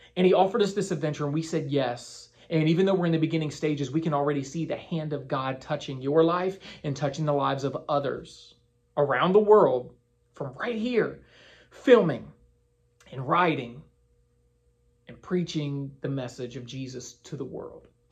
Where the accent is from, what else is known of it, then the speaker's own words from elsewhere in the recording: Winchester, Virginia, United States; moved away as an adult; now in Crystal Coast, North Carolina, United States; I was in Winchester, Virginia, my hometown